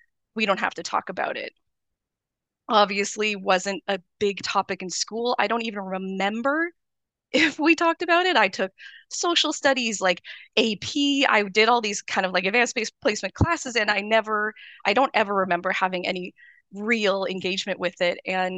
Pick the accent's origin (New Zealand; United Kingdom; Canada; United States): Canada; So I am Canadian. I'm Japanese Canadian. My dad is Japanese. My grandfather was born in Canada, actually. So many, you know, few generations Canadian.